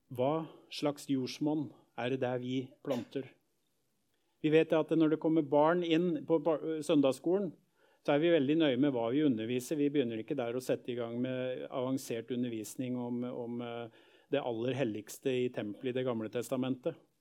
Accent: Skien, Telemark, Norway; oppvekst i Misjonskirken hjemme i Gjerpen i Skien

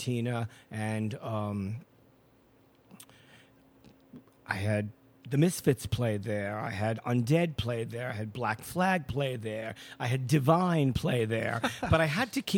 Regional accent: New York City, New York, United States; when I was a young person growing up in Brooklyn

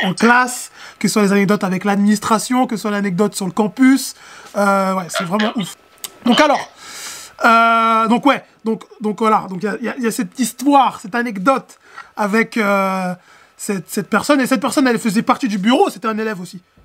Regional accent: France; nous, Français, parce que voilà, on est Français, hein, nous, Français

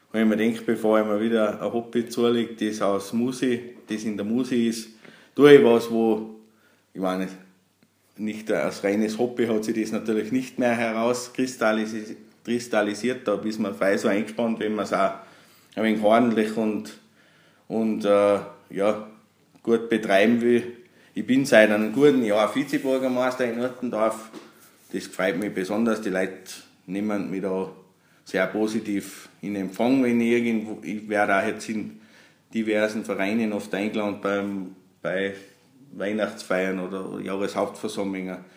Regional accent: Uttendorf, Austria; Ich bin ein gebürtiger Uttendorfer, also ein Einwohner aus Uttendorf, schon seit Geburt an.

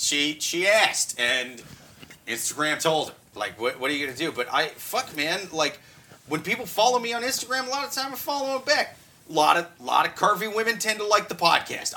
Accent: Midwest, United States; I'm from the Midwest where there's not subways and shit

